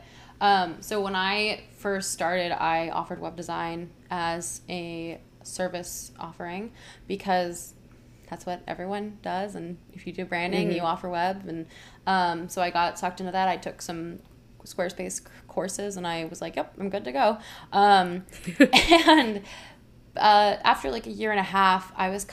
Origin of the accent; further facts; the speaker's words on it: Hilton Head, South Carolina, United States; moved away; I'm from Hilton Head, South Carolina